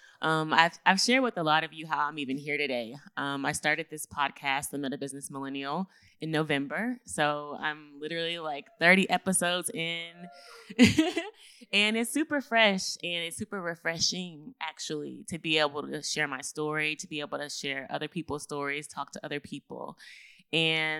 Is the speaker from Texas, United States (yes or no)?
yes; Houston, Texas, United States; I'm originally from Houston, Texas. I grew up in Third Ward.